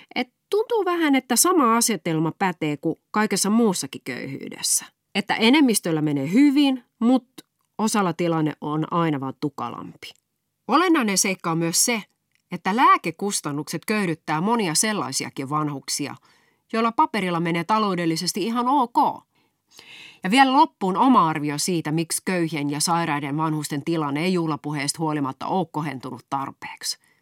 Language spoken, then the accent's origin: Finnish; Raisio, Southwest Finland, Finland; accent: Turku dialect; kotikaupungissani Raisiossa